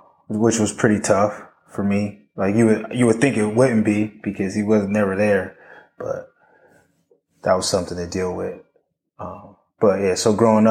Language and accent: English; Los Angeles, California, United States; So I was born and raised in South Central Los Angeles.